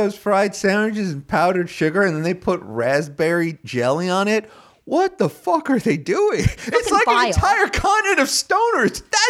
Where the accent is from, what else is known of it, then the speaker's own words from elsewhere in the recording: United States; But I'm an American, so I really don't care.